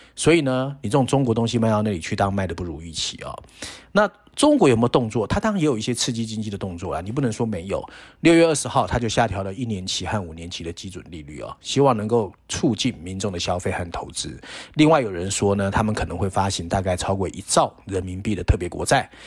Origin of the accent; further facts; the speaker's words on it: Taiwan; 我们小时候在台湾